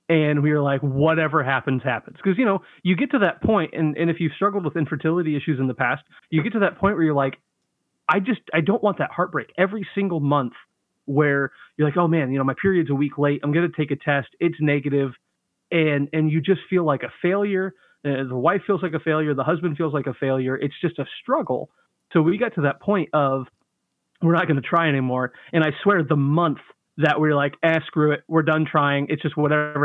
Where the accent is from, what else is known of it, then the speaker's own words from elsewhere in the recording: Central Florida, United States; now in Lima, Ohio, United States; I grew up in Central Florida